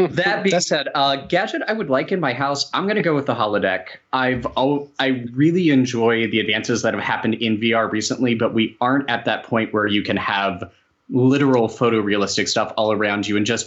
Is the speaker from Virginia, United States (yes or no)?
yes; Roanoke, Virginia, United States; I am from Roanoke, Virginia